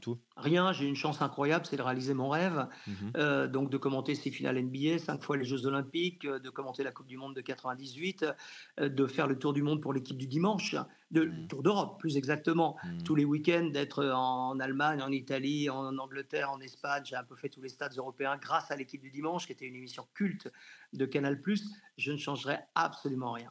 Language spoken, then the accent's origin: French; Janzé, Brittany, France; moved away as an adult; also born or lived in Rennes / Bordeaux; je suis originaire de Janzé, donc tout près de Rennes